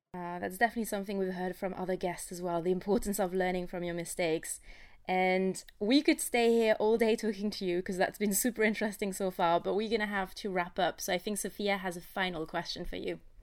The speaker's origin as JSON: {"language": "English", "country": "France", "tie": "born or raised there", "said": "I grew up in France"}